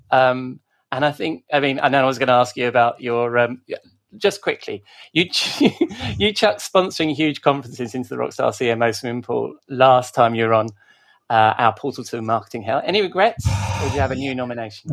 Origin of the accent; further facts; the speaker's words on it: United Kingdom; we're British